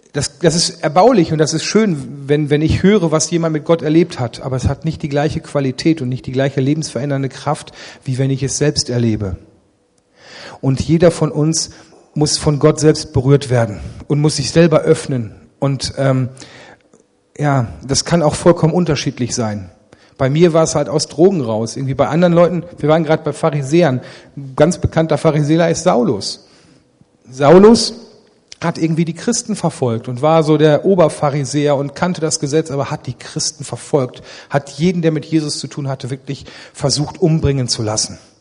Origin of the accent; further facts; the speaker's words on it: Ennepetal, North Rhine-Westphalia, Germany; Ich bin aufgewachsen nicht in Remscheid, sondern in Rüggeberg